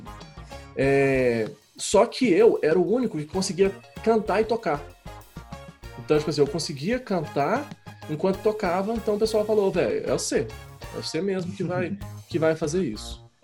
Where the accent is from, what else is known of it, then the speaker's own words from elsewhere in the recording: Belo Horizonte, Minas Gerais, Brazil; eu nasci em Belo Horizonte